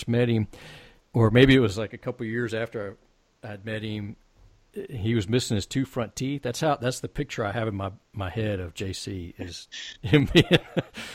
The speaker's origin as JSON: {"language": "English", "region": "Texas", "country": "United States", "said": "we're from Texas as well"}